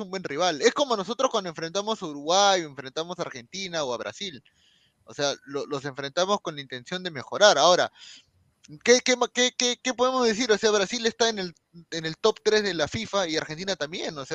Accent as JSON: {"language": "Spanish", "country": "Peru", "said": "O sea, como peruanos, obviamente es complicado la eliminatoria, porque pues, nosotros peleamos por dos cupos, por un cupo"}